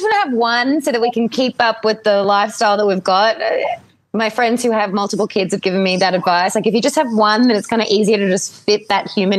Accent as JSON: {"language": "English", "country": "Ireland", "tie": "born there", "said": "My Irish background, like I was born in Ireland and I look very Irish."}